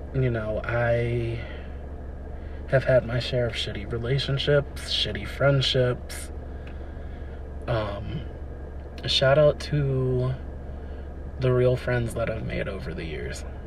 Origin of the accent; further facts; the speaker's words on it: Wilmington, Delaware, United States; I was born and raised in Wilmington, Delaware, on the East Coast